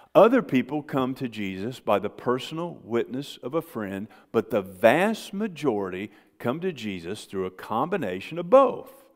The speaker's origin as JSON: {"language": "English", "country": "United States", "tie": "born or raised there", "said": "I grew up on the Mississippi River"}